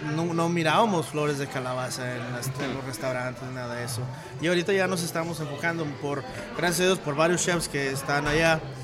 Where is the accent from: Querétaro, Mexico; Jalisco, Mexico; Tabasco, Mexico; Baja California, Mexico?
Jalisco, Mexico; Tenamaxtlán; now in Denver, United States; De una gran ciudad del centro del universo, Tenamaxlán, Jalisco.